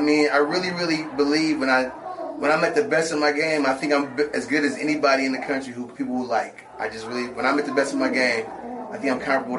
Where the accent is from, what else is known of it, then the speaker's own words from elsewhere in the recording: Detroit, Michigan, United States; I grew up in Detroit where a lot of Motown stars' kids were in the neighborhood.